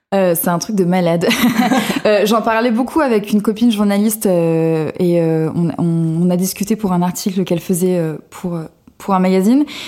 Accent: Cannes, Provence-Alpes-Côte d'Azur, France; moved away as an adult; now in Paris, France; je viens de la Côte d'Azur, de Cannes, où j'ai grandi, euh, j'ai fait mes études, etc., euh, jusqu'à mes 23 ans. Puis je suis montée à Paris

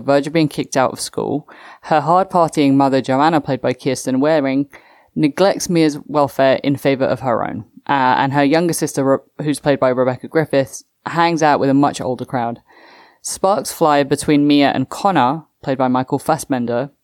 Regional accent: England, United Kingdom; my home country, England.

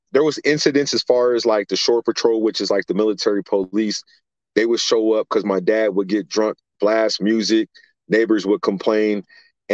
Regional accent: San Diego, California, United States; moved away; also born or lived in Florida / Minnesota; I was born in Florida, raised in California, but shaped as a man in Minnesota, and been living everywhere else since 2000

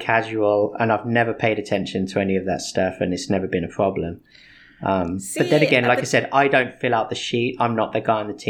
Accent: England, United Kingdom; moved away; I grew up in England. I learned to gamble when I was basically 6.

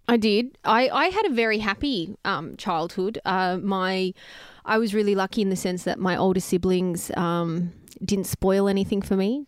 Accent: Greensborough, Victoria, Australia; I grew up in Greensboro, near the baseball diamond.

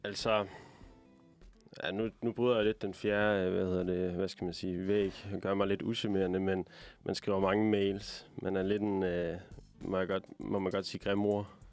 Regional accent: Aalborg, North Denmark Region, Denmark; ligesom dig, Liv, så er jeg fra Aalborg

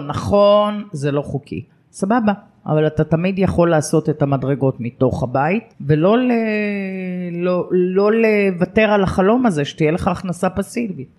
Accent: Lod, Central District, Israel; moved away as an adult; also born or lived in Haifa / Re'ut; העיר שגדלתי בה ואהבתי אותה מאוד

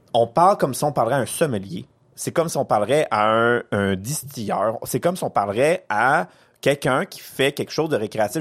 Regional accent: Quebec, Canada

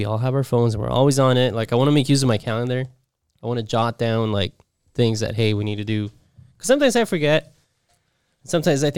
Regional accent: Ecuador; moved away; I grew up watching Malcolm in the Middle in Ecuador

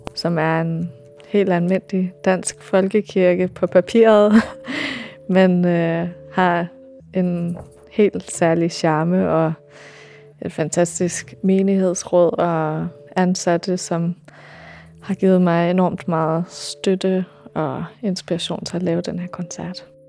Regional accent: California, United States; moved away as an adult; also born or lived in Denmark; now in Copenhagen, Denmark; jeg kommer fra Kalifornien oprindeligt. Min mor, hun er dansk og flyttede derover, da hun var 16, så jeg voksede op med at læse Anders Sandblade

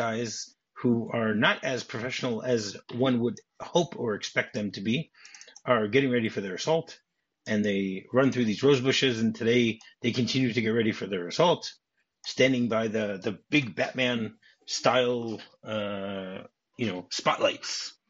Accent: East Coast, United States; also born or lived in Midwest; I grew up also in on the East Coast and Midwest, so I don't know anything about LA or anything like that.

